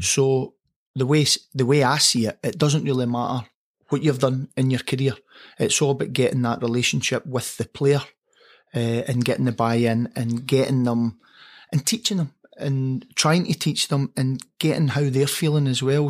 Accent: Motherwell, Scotland, United Kingdom; growing up in Motherwell, under the floodlights at Motherwell

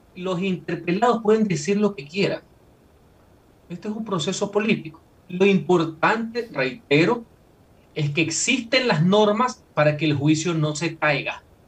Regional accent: Ecuador; como ecuatoriano

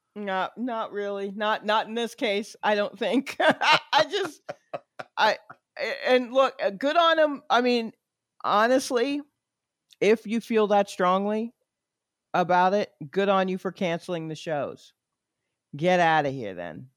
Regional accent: New York, United States; moved away; also born or lived in Atlanta; I'm a New Yorker that got out before the indoctrination. So I am I I have some of the attitude right. that comes from being a native New Yorker

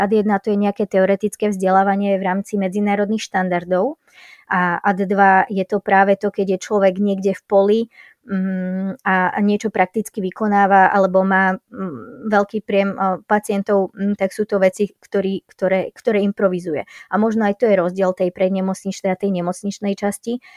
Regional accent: Slovakia; traja sme boli zo Slovenska, lekár, záchranár a Zachranárka a zdravotná sestra

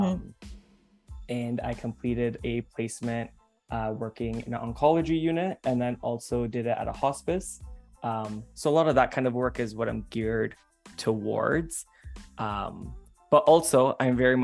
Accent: Hamilton, Ontario, Canada; I was born and raised in Hamilton, Ontario

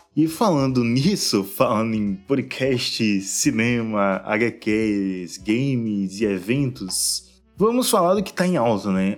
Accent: Aracaju, Sergipe, Brazil; eu sou da Aracaju

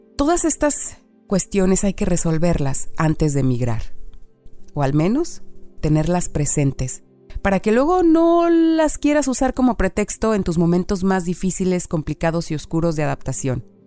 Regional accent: Mexico; moved away as an adult; now in Canada; soy mexicana

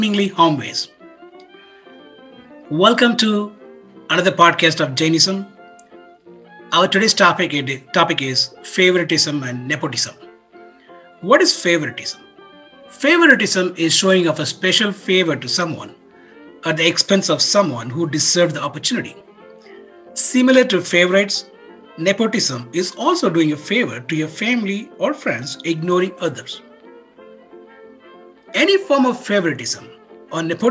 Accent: India; Growing up in India, we were in a small town where everyone knows everyone.

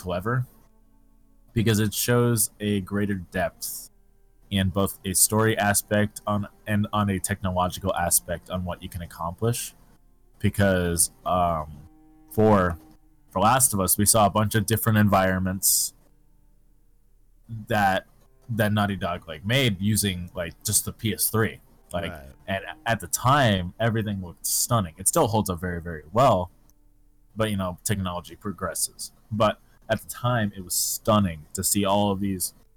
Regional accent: Phoenix, Arizona, United States; born or raised there; also born or lived in New York

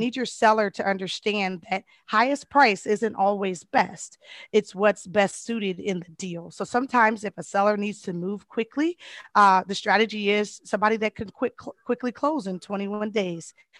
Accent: Colorado, United States; moved away; I'm originally from Colorado

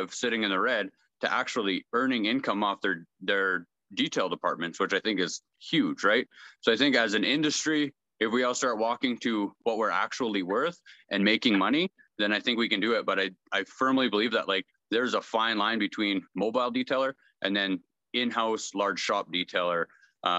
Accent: Brandon, Manitoba, Canada; I'm from Brandon, Manitoba in Canada.

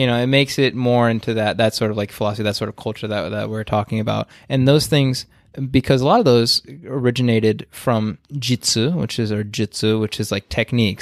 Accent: United States; being an American and growing up with the state system

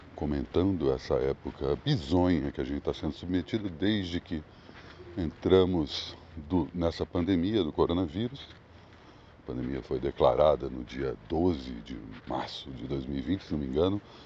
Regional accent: Brasília, Federal District, Brazil; moved away; eu venho para minha terra natal

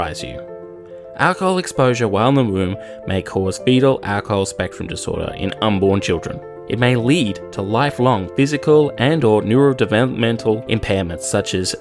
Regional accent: Australia; me being Australian

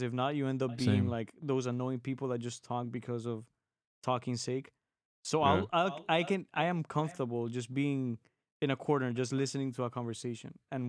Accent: Miami, Florida, United States; we're from Miami.

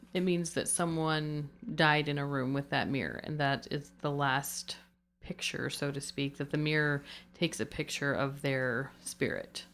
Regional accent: United States; being American

